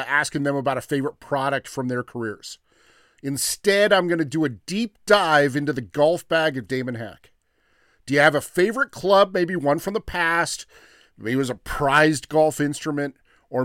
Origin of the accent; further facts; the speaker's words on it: California, United States; I'm from California